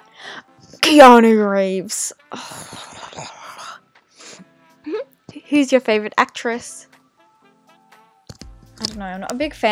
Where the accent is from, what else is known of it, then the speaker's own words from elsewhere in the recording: Golden Square, Victoria, Australia; Golden Square. Born and bred.